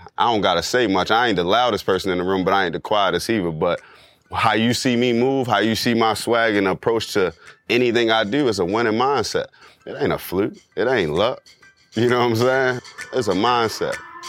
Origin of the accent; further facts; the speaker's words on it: Baltimore, Maryland, United States; growing up in Baltimore